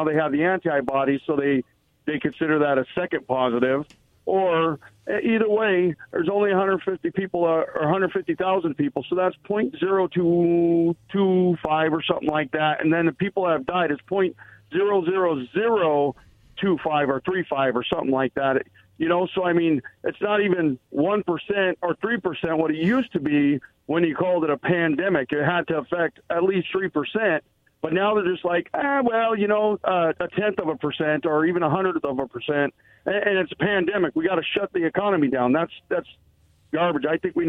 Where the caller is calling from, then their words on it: Pasco, Washington, United States; from Pasco.